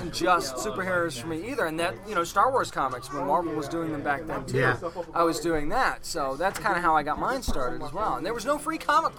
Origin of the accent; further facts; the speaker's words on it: New Hampshire, United States; now in Virginia Beach, United States; as a young kid growing up in New Hampshire, you want to talk about small town living, that's it.